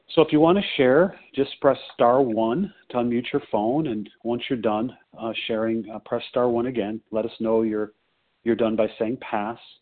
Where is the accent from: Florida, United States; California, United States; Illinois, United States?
Illinois, United States; Skokie; also born or lived in Chicago; I was born in Skokie, Illinois, at the same hospital that Harlan spent some time